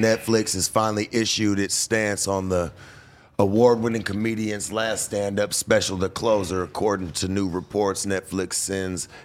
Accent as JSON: {"language": "English", "town": "Las Vegas", "region": "Nevada", "country": "United States", "tie": "born or raised there", "said": "I was staying in Vegas, homie, when I was a kid"}